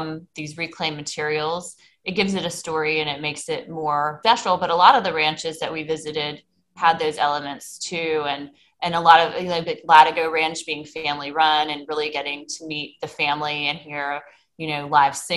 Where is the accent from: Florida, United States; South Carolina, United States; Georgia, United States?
South Carolina, United States; Myrtle Beach; I grew up in Myrtle Beach, South Carolina, where we have a lot of mini golf courses